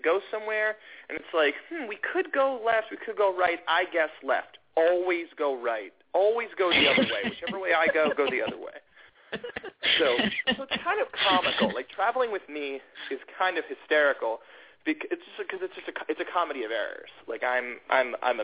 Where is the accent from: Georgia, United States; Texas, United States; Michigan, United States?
Georgia, United States; Atlanta; moved away; I grew up in Atlanta and in the suburbs of Atlanta.